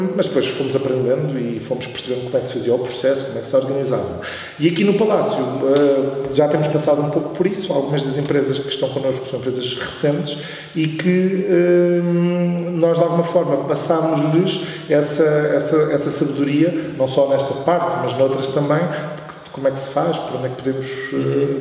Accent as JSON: {"language": "Portuguese", "town": "Oeiras", "region": "Lisbon", "country": "Portugal", "tie": "born or raised there", "also_born_or_lived": "Coimbra", "said": "eu sempre morei aqui na linha"}